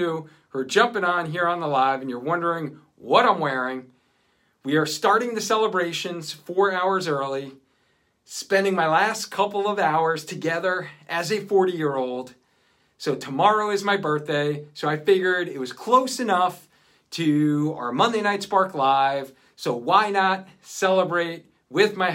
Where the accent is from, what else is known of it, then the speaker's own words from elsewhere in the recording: Cheshire, Connecticut, United States; right here in my hometown of Cheshire, Connecticut